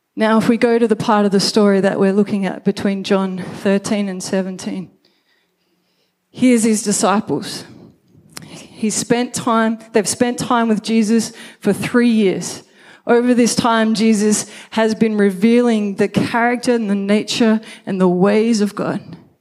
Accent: Brisbane, Queensland, Australia; I was born in Brisbane

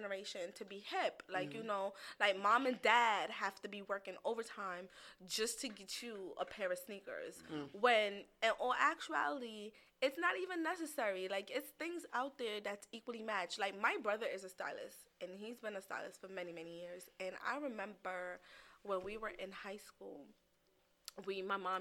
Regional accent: New York, United States; I'm a New Yorker.

